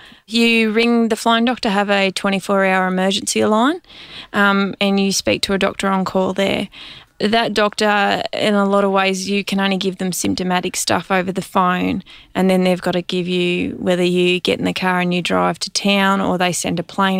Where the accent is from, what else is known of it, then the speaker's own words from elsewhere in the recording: Western New South Wales, Australia; I grew up on a sheep and cattle station in Western New South Wales, and ironically, I married a boy on the other side of the highway.